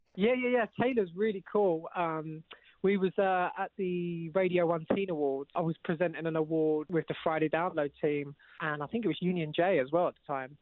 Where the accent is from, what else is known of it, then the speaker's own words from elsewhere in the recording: London, United Kingdom; I'm actually from East London